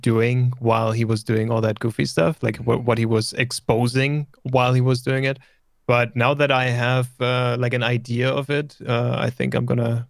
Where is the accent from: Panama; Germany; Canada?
Germany; first language German; English is a second language; And I'm from Germany.